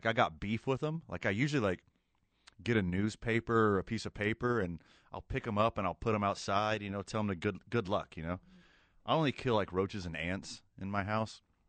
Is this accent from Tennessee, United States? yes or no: no; Texas City, Texas, United States; now in Albuquerque, United States; I grew up on the Gulf Coast of Texas